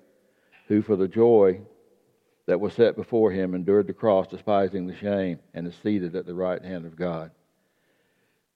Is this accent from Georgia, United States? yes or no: yes; South Georgia, United States; I grew up in South Georgia in a farming community